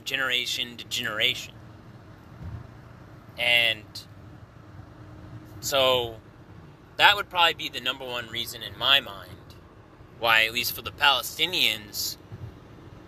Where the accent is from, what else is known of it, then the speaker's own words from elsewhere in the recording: Southern Illinois, United States; I'm a welder. I'm from Southern Illinois.